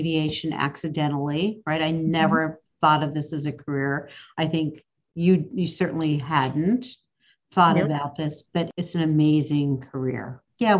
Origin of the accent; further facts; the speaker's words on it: Pittsburgh, Pennsylvania, United States; moved away as an adult; also born or lived in Cleveland, United States; now in Cincinnati, United States; I grew up in Pittsburgh